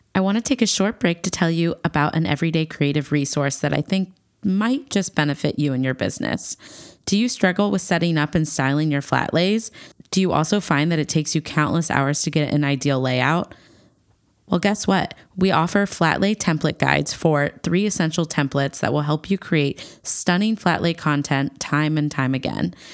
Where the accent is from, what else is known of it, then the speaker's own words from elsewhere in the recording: Midwest, United States; I'm from the Midwest